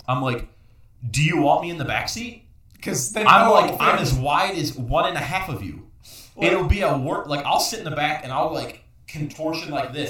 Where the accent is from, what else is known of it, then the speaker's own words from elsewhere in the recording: Chicago, Illinois, United States; It says Windy City because I'm from Chicago.